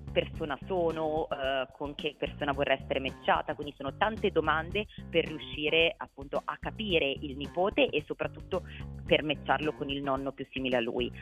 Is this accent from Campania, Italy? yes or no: no; Milan, Lombardy, Italy; sia io che Baccio siamo milanesi